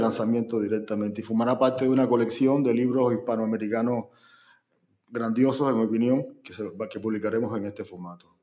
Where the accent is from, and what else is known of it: Cuba